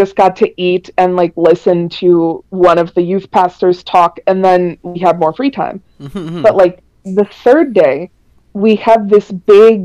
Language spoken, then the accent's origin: English; Minnesota, United States; I'm from Minnesota, and we have just a ton of natural forest area.